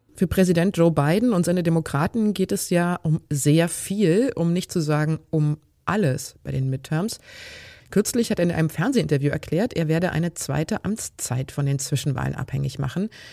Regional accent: Germany; bei uns in Deutschland

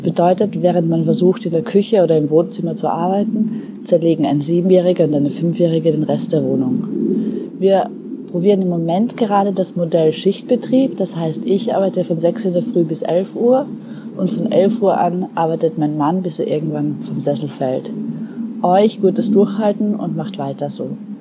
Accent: Austria; now in Germany; Wir sind zwei Österreicher, die in Deutschland leben

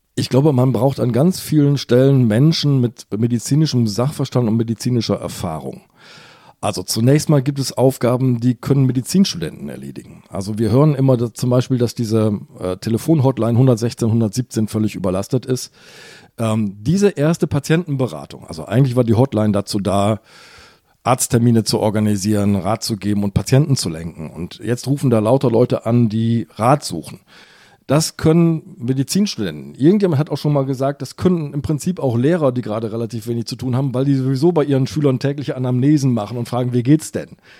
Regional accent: Hamburg, Germany; ich bin ja Hamburger

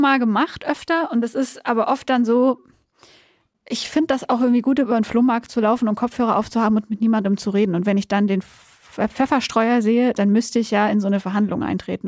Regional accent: Backnang, Baden-Württemberg, Germany; moved away as an adult; now in Berlin, Germany; ich komme aus Südwestdeutschland

